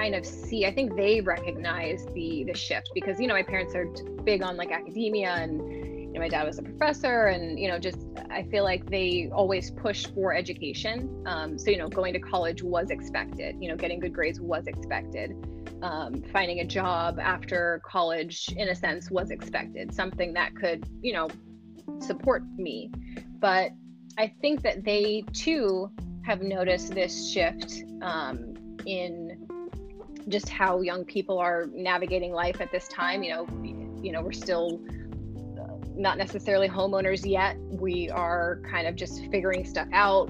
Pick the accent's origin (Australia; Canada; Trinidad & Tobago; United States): United States; Los Angeles, California; born and raised in Los Angeles